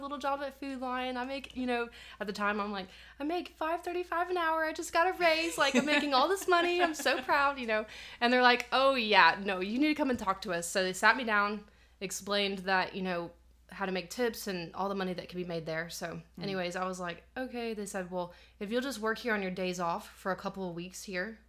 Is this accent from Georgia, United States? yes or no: yes; Jefferson, Georgia, United States; moved away as an adult; also born or lived in Athens, Georgia; now in Anderson, United States; I was born in Athens, raised in the Jefferson area right outside of Athens